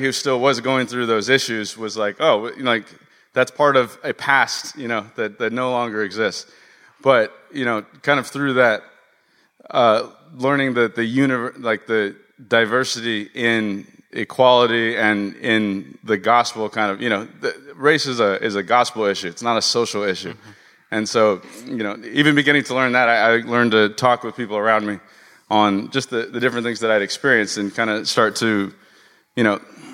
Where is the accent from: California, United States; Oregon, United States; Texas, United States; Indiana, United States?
California, United States; Los Angeles; I grew up out here in West L.A.